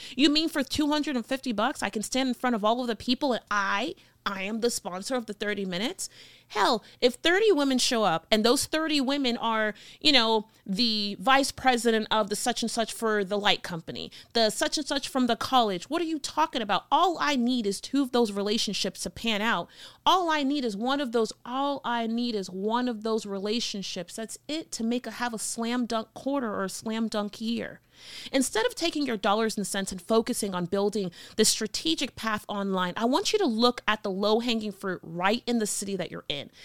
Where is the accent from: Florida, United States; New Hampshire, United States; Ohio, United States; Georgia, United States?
Florida, United States; Miami; moved away as an adult; also born or lived in North Carolina / Burbank, California; now in Phoenix, United States; I had an accent 'cause I'm from Miami, Florida